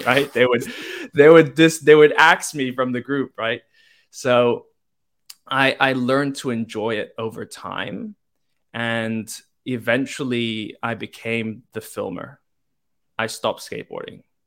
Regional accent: Hong Kong; moved away; I'm from Hong Kong, born and raised.

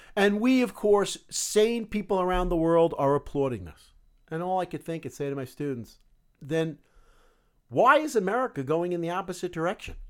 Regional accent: United States

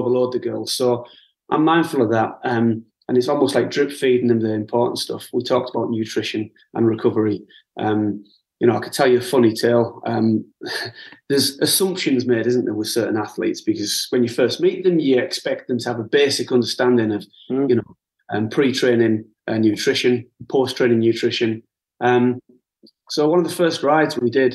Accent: the Northeast, North East England, United Kingdom; I'm a lad from the Northeast, you know, I'm a white working class lad

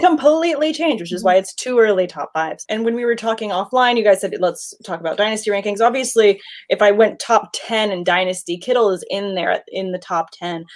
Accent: Southern California, United States; I am not born and raised in Southern California.

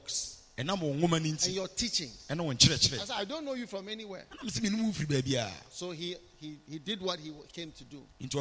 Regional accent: Ghana; we will not be standing here as a Ghanaian

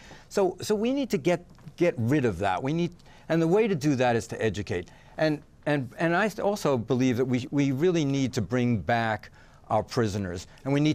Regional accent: New York City, New York, United States; now in Vermont, United States; I was born in New York City, and I went to a high school that was 50% people of color.

